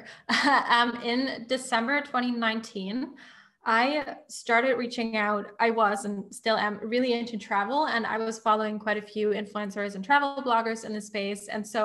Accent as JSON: {"language": "English", "country": "Germany", "moved": "yes", "said": "I'm originally from Germany."}